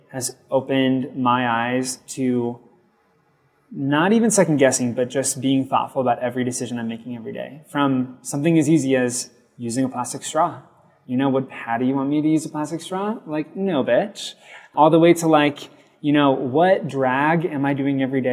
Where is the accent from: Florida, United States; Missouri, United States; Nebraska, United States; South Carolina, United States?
Nebraska, United States; Lincoln; born and raised in Nebraska, and I love it through and through